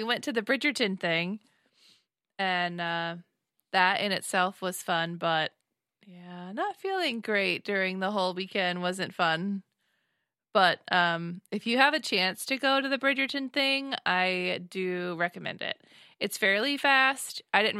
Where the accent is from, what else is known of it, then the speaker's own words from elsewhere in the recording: Nashville, Tennessee, United States; from Nashville, Tennessee.